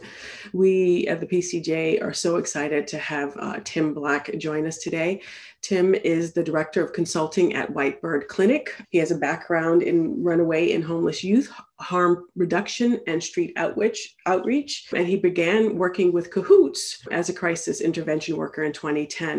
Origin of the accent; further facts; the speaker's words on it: Hartford, Connecticut, United States; moved away; my own hometown of Hartford, Connecticut